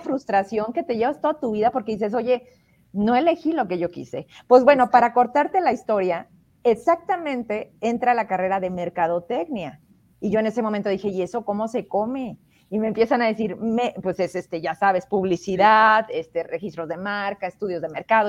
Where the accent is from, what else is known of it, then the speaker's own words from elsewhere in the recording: Fresnillo, Zacatecas, Mexico; yo soy de Fresnillo